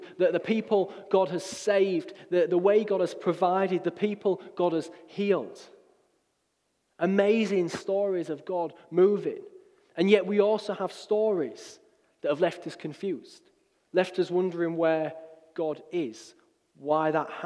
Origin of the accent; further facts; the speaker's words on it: Hull, Yorkshire and the Humber, United Kingdom; moved away as an adult; also born or lived in Middlesbrough; I grew up in Hull, and at 18, I left the city